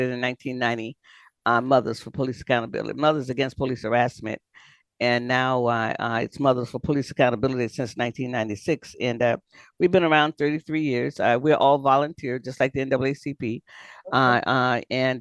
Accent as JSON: {"language": "English", "region": "Florida", "country": "United States", "tie": "born or raised there", "said": "I grew up in Florida, so I understand things. So I am a Floridian by birth and raised in Florida"}